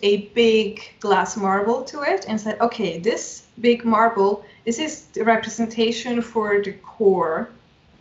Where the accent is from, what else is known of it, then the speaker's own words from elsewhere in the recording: Switzerland; I'm from Switzerland